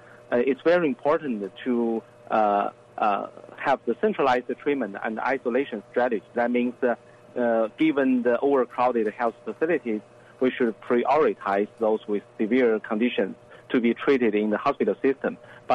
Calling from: New Haven, Connecticut, United States; Yeah, I'm joining from my home in Connecticut, New Haven.

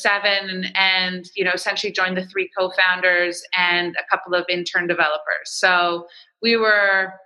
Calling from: Toronto, Ontario, Canada; I'm downtown in the tech bubble of Toronto, Canada.

